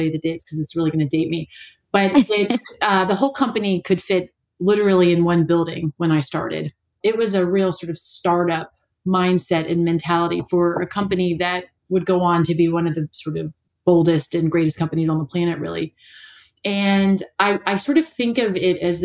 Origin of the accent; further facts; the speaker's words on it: Kentucky, United States; moved away as an adult; also born or lived in Middlebury, Vermont; now in New Zealand; I'm from Kentucky.